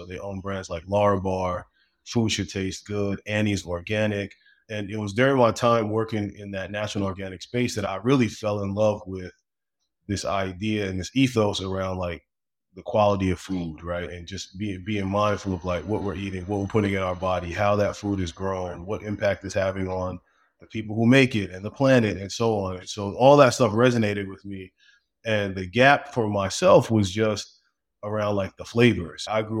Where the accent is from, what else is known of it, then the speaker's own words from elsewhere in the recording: Brooklyn, New York, United States; So I grew up in Brooklyn originally in a really big family.